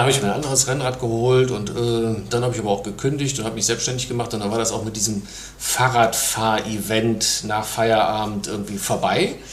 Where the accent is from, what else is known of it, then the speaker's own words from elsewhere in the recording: Mönchengladbach, North Rhine-Westphalia, Germany; moved away as an adult; now in Hamburg, Germany; ich komme aus Mönchengladbach. Also ich bin Niederrheiner, aber seit 20 Jahren jetzt hier in Hamburg